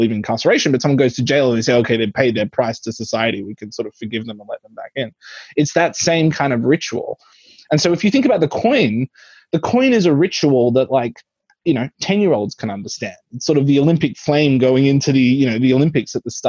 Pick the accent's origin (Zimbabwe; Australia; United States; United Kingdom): Australia; I grew up in Australia, the Queen was on my currency